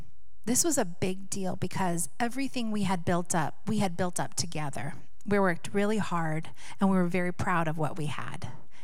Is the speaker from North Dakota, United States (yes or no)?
no; Seattle, Washington, United States; Years ago, many of you know we're from Seattle, Washington.